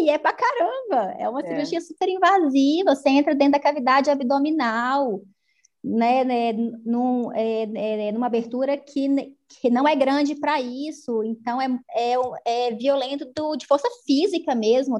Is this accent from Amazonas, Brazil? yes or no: no; interior of Minas Gerais, Brazil; also born or lived in Belo Horizonte; Então, mineira, eu acho que é fundamental na, né, na minha trajetória, o fato de vir do interior de Minas